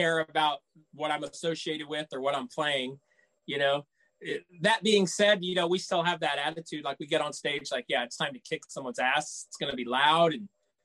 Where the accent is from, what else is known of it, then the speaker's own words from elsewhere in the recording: South Texas, United States; I grew up in South Texas.